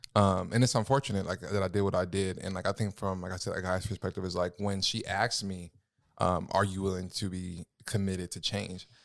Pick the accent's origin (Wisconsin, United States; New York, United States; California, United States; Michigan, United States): California, United States; moved away as an adult; also born or lived in Minnesota; I'm from California, Charlotte, Minnesota